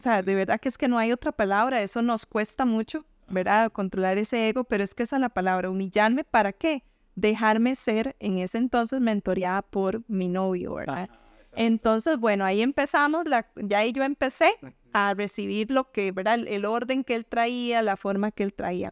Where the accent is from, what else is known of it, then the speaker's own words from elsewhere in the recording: Limón, Costa Rica; moved away; yo quisiera salir de limón. Y por eso siempre me vas a escuchar hablando de limón, porque, o sea, de verdad, yo amo mi pueblo